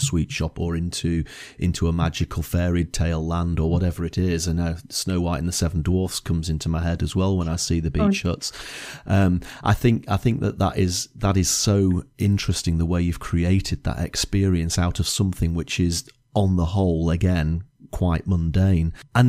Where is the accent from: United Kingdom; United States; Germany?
United Kingdom; Lytham St Annes, North West England; Again, I can remember growing up in Lytham St. Anne's, and they had beach huts